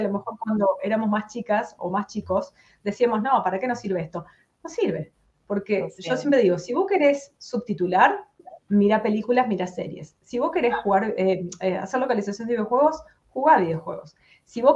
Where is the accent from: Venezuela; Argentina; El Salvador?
Argentina; San Francisco, Córdoba; moved away as an adult; yo soy de San Francisco, está tres horas de la capital